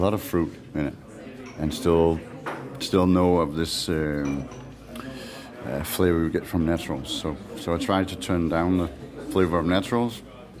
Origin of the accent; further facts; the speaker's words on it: Aarhus, Central Denmark Region, Denmark; English is a second language; I'm from Mokkerhausen, Aarhus.